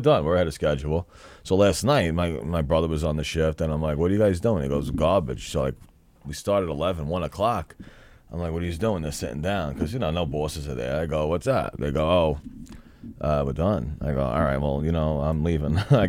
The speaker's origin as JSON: {"language": "English", "town": "New York City", "region": "New York", "country": "United States", "said": "I'm from Brooklyn."}